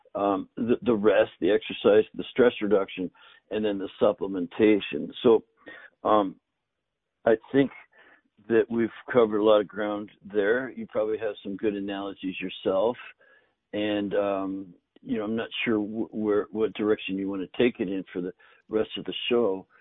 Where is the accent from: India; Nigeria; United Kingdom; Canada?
Canada; Northern Canada; I grew up in Canada in the north, and both my grandfathers grew their own food.